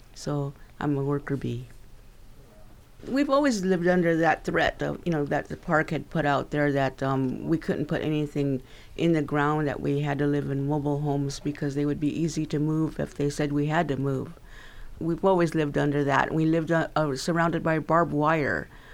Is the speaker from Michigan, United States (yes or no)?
no; Timbisha, California, United States; we call our home Timbisha because we are Timbisha, we're from Timbisha